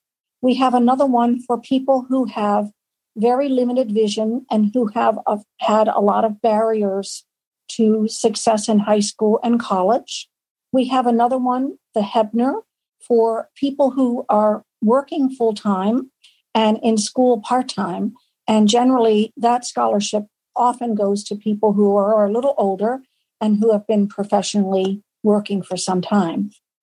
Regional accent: Massachusetts, United States; I'm from Massachusetts

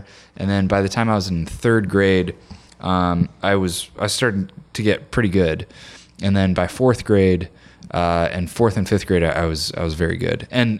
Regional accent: Joliet, Illinois, United States; I grew up in Joliet, Illinois, which is like an hour and a half southwest of Chicago.

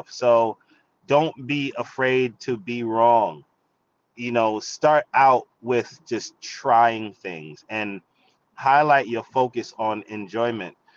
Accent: Jamaica; I'm Jamaican, you know what I'm saying? Like I like pepper.

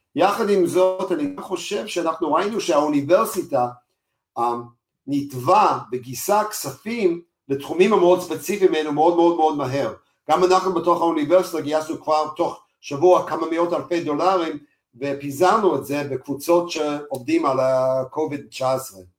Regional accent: United States; moved away as an adult; now in Israel; אנחנו לא אמריקאים, אפילו שאני אמריקאי

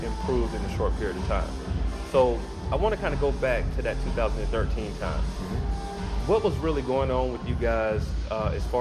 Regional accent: Atlanta, Georgia, United States; I'm from Atlanta. I'm from South.

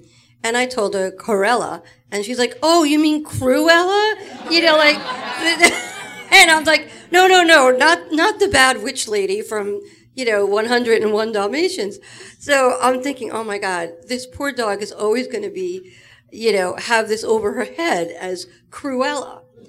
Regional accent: Long Island, New York, United States; I'm from Long Island, New York.

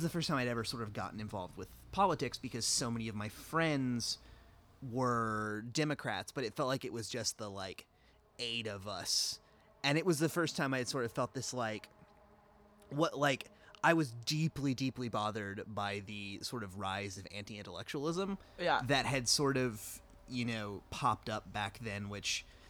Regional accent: North Carolina, United States; When I was in when I was in high school, I grew up in North Carolina and went to a very conservative, rich white person school.

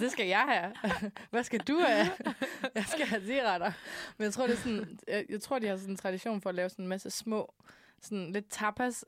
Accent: Denmark; now in Copenhagen, Denmark; da jeg boede hjemme i Jylland

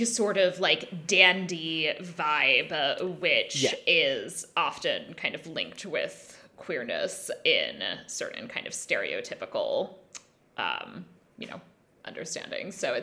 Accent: United States; as an American

